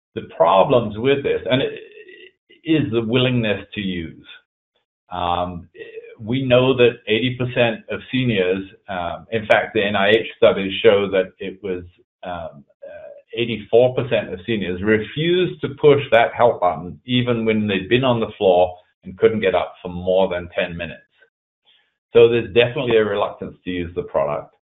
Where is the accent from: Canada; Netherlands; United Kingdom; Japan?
United Kingdom; England; now in East Coast, United States; I was originally born in England, that you can probably hear from my accent, but uh, I left there back in 1986